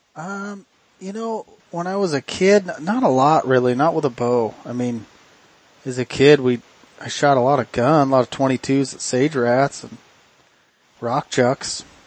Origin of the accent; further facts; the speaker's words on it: Oregon, United States; we're from Oregon. We live in the thick stuff